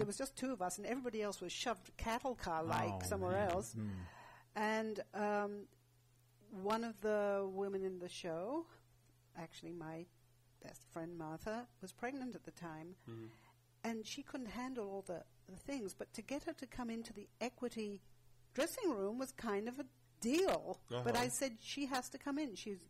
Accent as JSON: {"language": "English", "region": "England", "country": "United Kingdom", "tie": "born or raised there", "said": "growing up in England, what a class system."}